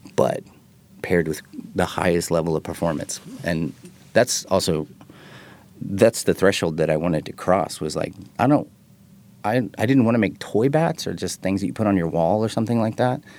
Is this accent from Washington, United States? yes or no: no; Texas, United States; I'm from Texas